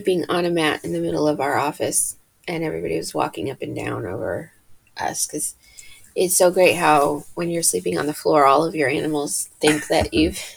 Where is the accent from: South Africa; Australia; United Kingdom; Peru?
United Kingdom; England; moved away; the year I was born in England